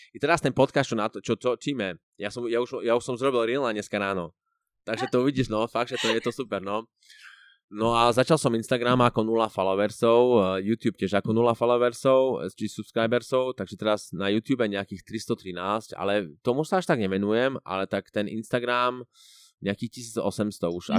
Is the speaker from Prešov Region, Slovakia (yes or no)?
yes; Prešov, Prešov Region, Slovakia; moved away as an adult; now in Switzerland; som z Prešova, z, z východného Slovenska a žijem vo Švačiarsku už asi št- skoro už, 4, už skoro, viac ako 4 roky